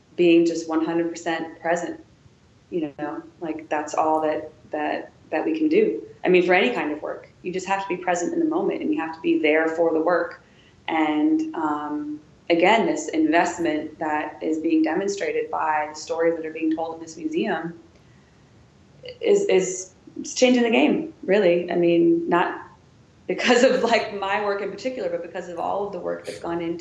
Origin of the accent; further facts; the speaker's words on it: Wisconsin, United States; also born or lived in Chicago; now in Washington, D.C., United States; I'm from Wisconsin. I'm from Roman, Wisconsin